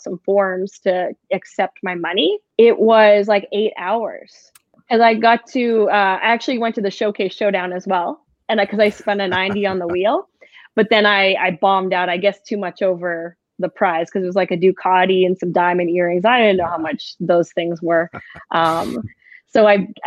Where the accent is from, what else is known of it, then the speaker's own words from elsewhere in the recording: Saskatchewan, Canada; I'm from Saskatchewan